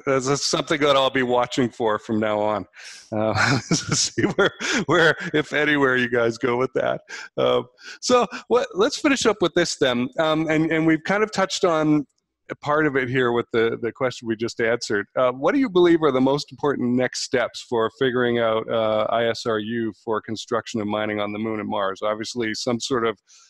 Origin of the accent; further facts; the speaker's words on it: Vancouver, British Columbia, Canada; there was a stadium in my hometown, BC Place